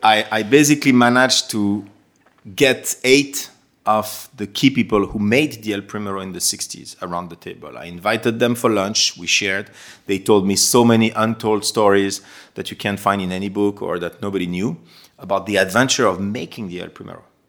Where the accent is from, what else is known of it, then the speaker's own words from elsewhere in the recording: Geneva, Switzerland; moved away as an adult; also born or lived in London; being Swiss myself and born and raised in Geneva